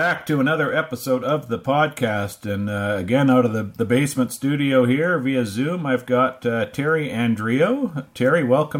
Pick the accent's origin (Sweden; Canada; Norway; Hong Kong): Canada; Winnipeg, Manitoba; you're talking to a Winnipegger here.